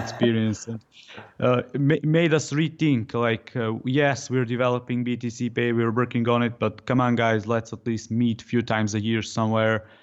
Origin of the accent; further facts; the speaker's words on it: Serbia; I'm from Serbia